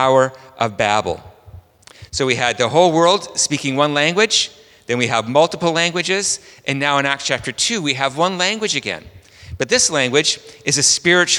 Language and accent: English; Vancouver, British Columbia, Canada; I'm from Vancouver, Canada